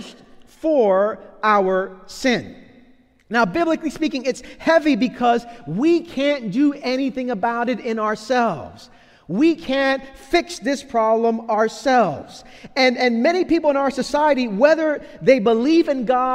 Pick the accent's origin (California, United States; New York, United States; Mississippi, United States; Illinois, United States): New York, United States; New York City; As a child growing up in Brooklyn in the 1980s